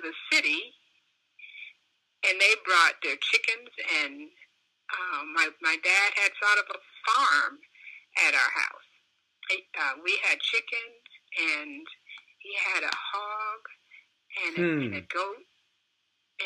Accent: Montgomery, Alabama, United States; any other black child growing up in the South

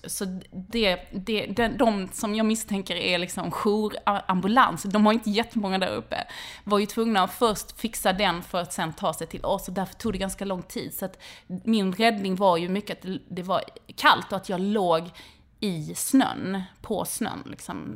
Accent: Helsingborg, Skåne, Sweden; jag är uppvuxen utanför Helsingborg i grå läge mellan Domsten och Viken

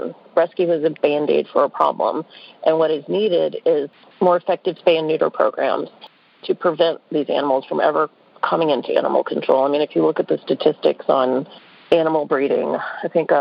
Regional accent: New Orleans, Louisiana, United States; now in Atlanta, United States; So I live in Atlanta. I grew up in New Orleans

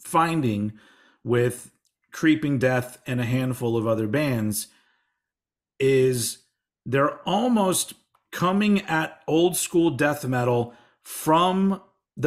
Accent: Texas, United States; I'm embarrassed about coming from Texas

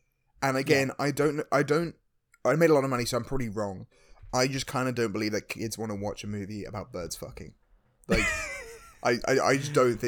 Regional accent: Scotland, United Kingdom; I want to say at the top of this, as much as I am Scottish, I'm proudly Scottish. I lived in Scotland for the majority of my life.

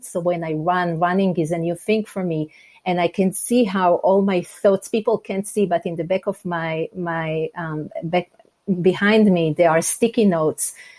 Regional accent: Israel; English is a second language; moved away as an adult; now in United States; I'm originally from Israel, and I have to say, um, we moved from Israel to the US 15 years ago

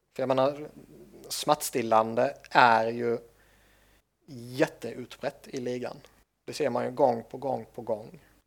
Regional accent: Sweden; jag är svensk

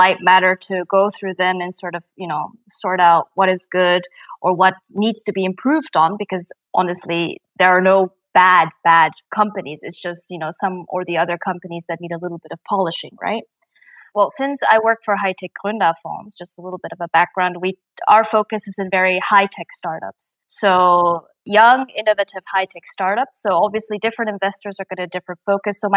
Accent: Japan; now in Germany; I'm originally from Japan.

